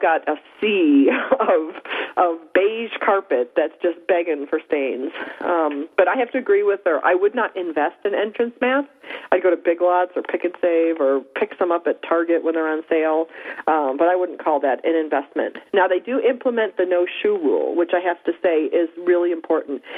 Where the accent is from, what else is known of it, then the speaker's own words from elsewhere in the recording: Upper East Coast, United States; moved away; I am from the Upper East Coast. It's very moist up there